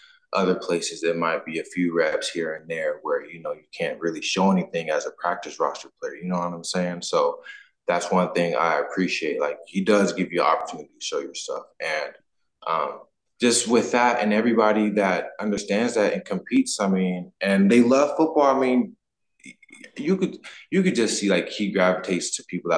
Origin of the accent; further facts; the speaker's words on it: United States; moved away as an adult; now in Canada; I'm from the States